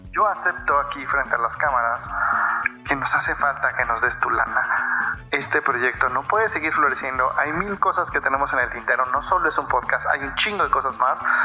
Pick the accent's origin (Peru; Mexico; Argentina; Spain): Mexico; siendo mexicano